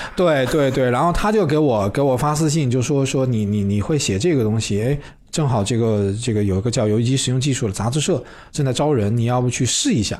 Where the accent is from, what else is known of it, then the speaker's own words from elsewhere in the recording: Wuhan, Hubei, China; moved away as an adult; also born or lived in Shenzhen; 我老家在武汉嘛